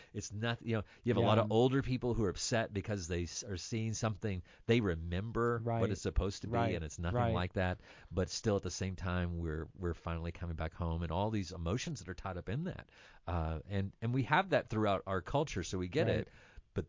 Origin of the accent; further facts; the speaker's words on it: Kentucky, United States; I'm from Kentucky.